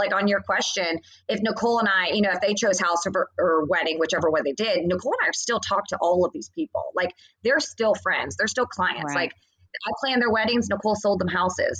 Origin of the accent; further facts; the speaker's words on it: Atlanta, Georgia, United States; now in Nashville, United States; I grew up in Atlanta.